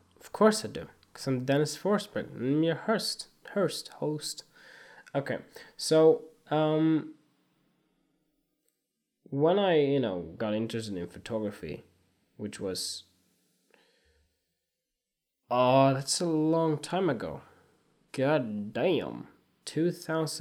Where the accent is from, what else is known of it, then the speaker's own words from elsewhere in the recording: Sweden; moved away; also born or lived in Australia; I went to school here in Sweden, then in Australia, then come back here